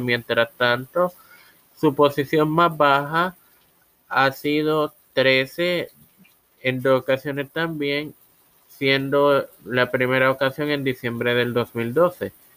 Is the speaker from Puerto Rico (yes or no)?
yes; Puerto Rico; soy puertorriqueño y mi corazón va a Puerto Rico